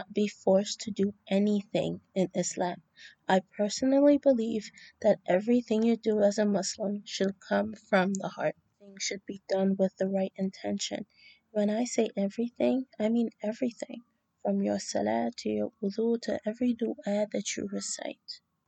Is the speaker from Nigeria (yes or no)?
yes; Nigeria; now in New York City, United States; I currently reside in NYC and I am Nigerian